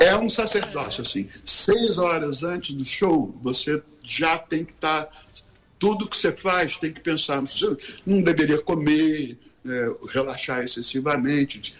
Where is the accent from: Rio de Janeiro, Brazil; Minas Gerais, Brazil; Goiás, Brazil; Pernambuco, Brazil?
Rio de Janeiro, Brazil; a gente saiu da Zona Sul do Rio de Janeiro, onde cada um morava, dois, três garotos de classe média